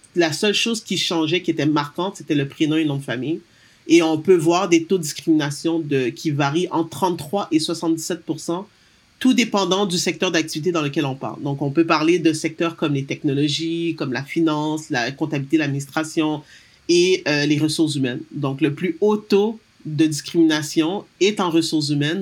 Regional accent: Montreal, Quebec, Canada; also born or lived in United States; moi, je suis née à Montréal euh, de parents d'origine haïtienne. j'ai toujours vécu, travaillé principalement au Québec

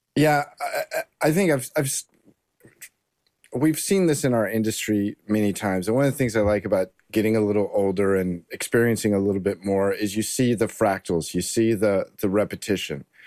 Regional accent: Southern California, United States; I grew up in Southern California

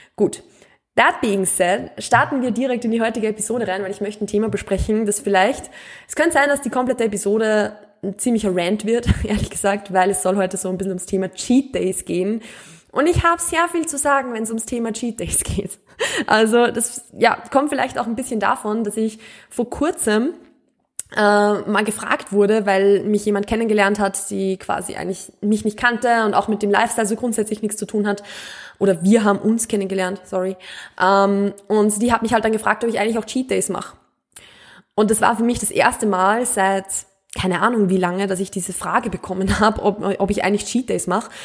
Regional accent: Mühlviertel, Upper Austria, Austria; accent: Austrian, Mühlviertel dialect; Ich komme ja aus Österreich, ich komme auch vom Land. Also ich bin wirklich mit Bauern, österreichisch, mühlviertlerisch aufgewachsen.

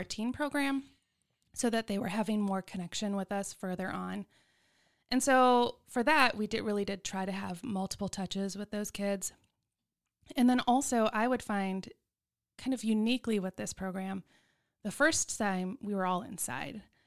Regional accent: Hoover, Alabama, United States; now in Texas, United States; I grew up in Alabama.

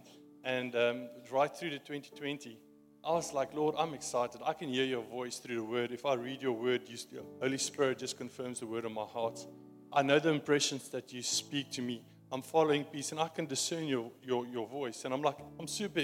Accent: South Africa; accent: Afrikaans; my Afrikaans accent

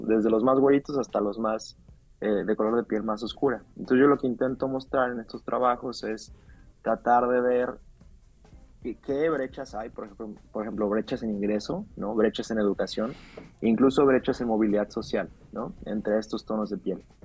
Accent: Mexico; los mexicanos

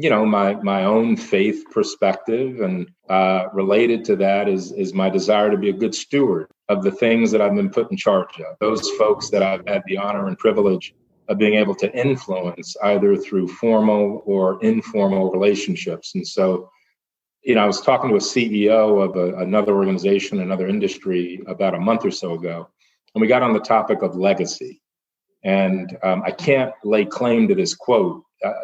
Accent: New York, United States; I grew up in New York

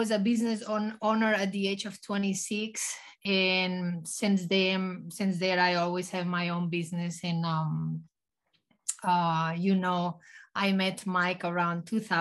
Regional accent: Spain; English is a second language; moved away as an adult; also born or lived in Fayetteville, North Carolina; now in United States; I was born and raised in Spain

